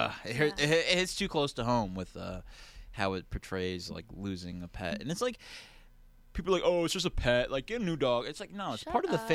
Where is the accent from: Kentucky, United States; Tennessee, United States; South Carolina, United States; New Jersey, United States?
New Jersey, United States; I'm from New Jersey